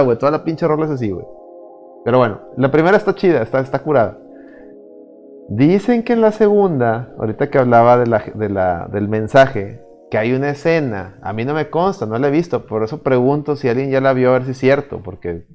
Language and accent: Spanish; Mexico; yo siendo un extranjero, o sea, yo siendo mexicano